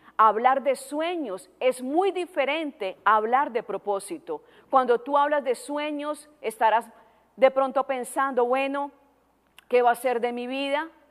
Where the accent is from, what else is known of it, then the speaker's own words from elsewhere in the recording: Colombia; moved away as an adult; also born or lived in Tijuana, Mexico; now in United States; Yo no soy americana, no tengo nacionalidad americana todavía. Soy colombiana.